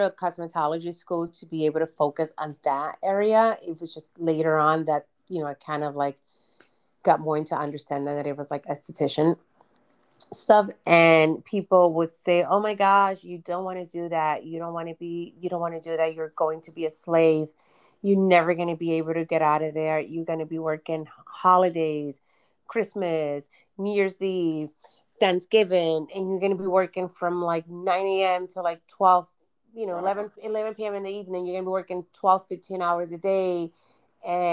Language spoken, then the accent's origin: English; New York City, New York, United States; also born or lived in Dominican Republic; I grew up in Brooklyn. And we pretty much immigrated from the Dominican Republic, and I landed right in Brooklyn.